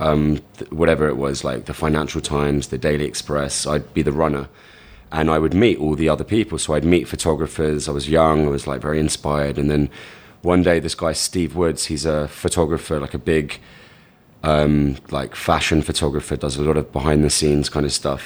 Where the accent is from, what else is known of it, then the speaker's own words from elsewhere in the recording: London, United Kingdom; moved away as an adult; now in New York, United States; I'm from London, England. I was born in Hammersmith. I've been in New York for around seven years now